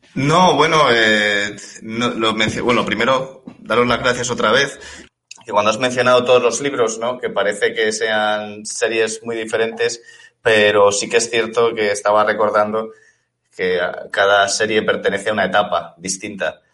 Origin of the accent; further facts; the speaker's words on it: Elche, Valencian Community, Spain; moved away as an adult; also born or lived in Warsaw, Poland; llegué a, a, Elche, ¿no? Que es de donde, de donde soy